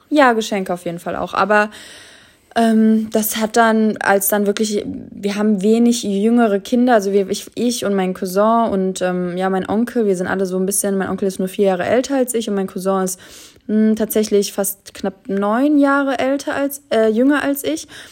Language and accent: German; Germany; ich bin ja schon in Deutschland geboren, meine Mutter auch